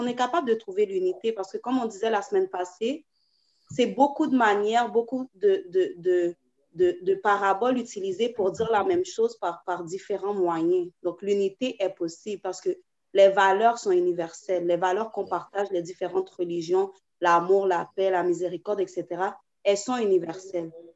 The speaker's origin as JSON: {"language": "French", "country": "Haiti", "said": "on est, on est haïtien"}